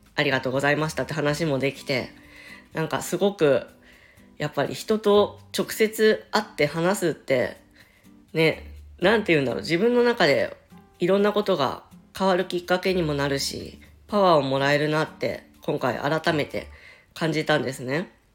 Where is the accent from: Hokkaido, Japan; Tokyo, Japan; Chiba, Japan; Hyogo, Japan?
Chiba, Japan; 千葉県民なんです。もう生まれも育ちも千葉県です。